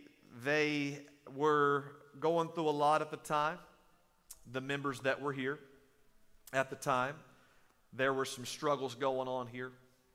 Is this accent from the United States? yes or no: yes; East Texas, United States; I grew up in East Texas. I still don't know where it's at. It's in the middle of nowhere. They say you blink, you'll miss it.